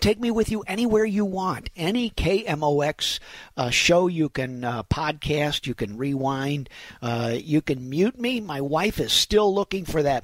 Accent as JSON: {"language": "English", "region": "Midwest", "country": "United States", "said": "I'm a Midwesterner"}